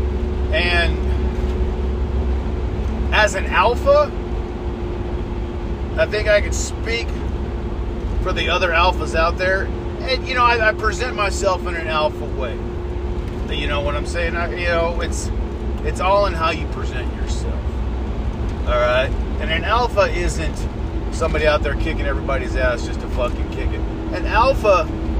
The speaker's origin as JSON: {"language": "English", "country": "United States", "said": "as an American"}